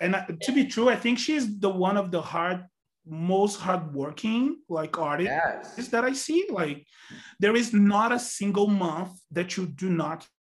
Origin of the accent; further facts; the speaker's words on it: Minas Gerais, Brazil; English is a second language; And I remember that we came from Minas by bus.